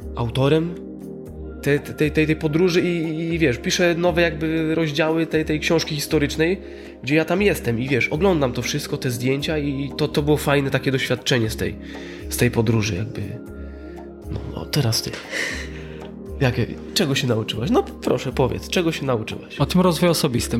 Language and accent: Polish; Poland; z Polski, nie, nie, nie z Syrii